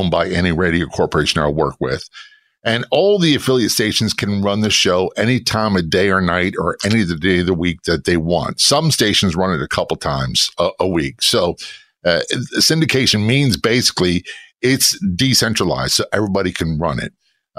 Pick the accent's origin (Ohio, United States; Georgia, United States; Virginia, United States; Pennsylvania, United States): Virginia, United States; Norfolk; also born or lived in New Jersey / Spain / Tennessee; So I was born in New Jersey. I lived in Spain. I lived in Tennessee. And I spent most of my childhood, formative years, in Norfolk, Virginia Beach area of Virginia.